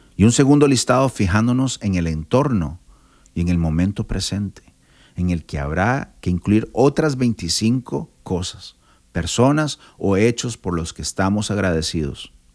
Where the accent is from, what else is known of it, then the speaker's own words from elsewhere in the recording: Costa Rica; soy de Costa Rica